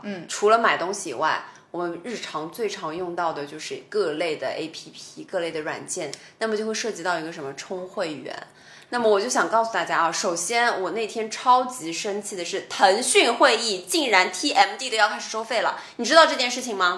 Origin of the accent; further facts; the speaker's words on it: Shanghai, China; 我们上海话的做人家就可能省钱